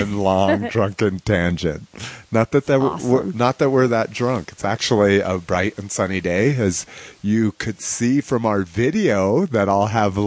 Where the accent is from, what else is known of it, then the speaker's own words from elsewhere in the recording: Albuquerque, New Mexico, United States; I was raised in New Mexico. I was mostly brought up in Albuquerque, New Mexico